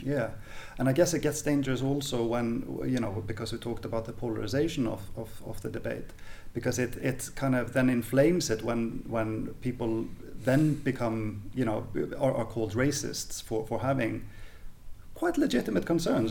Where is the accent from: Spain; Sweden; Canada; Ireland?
Sweden; I grew up in in the Swe- in Sweden in the eighties